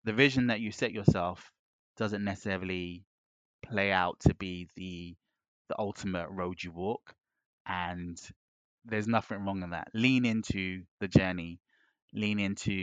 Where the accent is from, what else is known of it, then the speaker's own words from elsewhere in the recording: London, United Kingdom; coming from the spaces I did growing up in West London, I grew up in a melting pot.